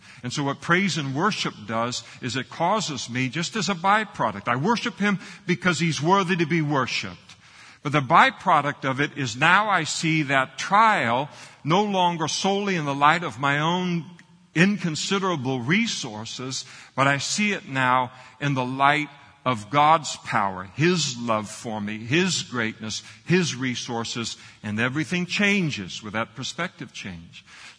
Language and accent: English; Scotland, United Kingdom; I'm a Scot.